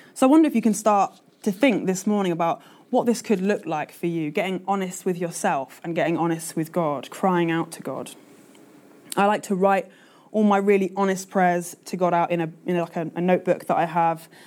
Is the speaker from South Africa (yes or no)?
no; London, United Kingdom; now in Manchester, United Kingdom; I'm a Londoner through and through.